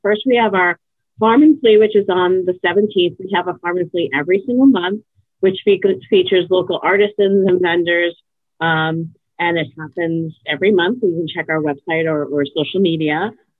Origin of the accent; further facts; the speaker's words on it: New York, United States; I came from New York, and I worked in different agencies.